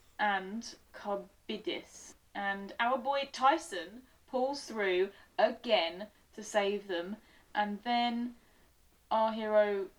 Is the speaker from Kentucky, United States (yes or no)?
no; Virginia, United States; I'm from Virginia, so watch your mouth.